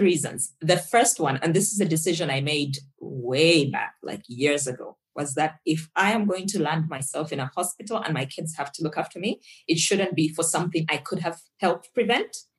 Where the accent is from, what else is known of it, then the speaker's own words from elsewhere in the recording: Zambia; now in Nairobi, Kenya; I'm from Zambia originally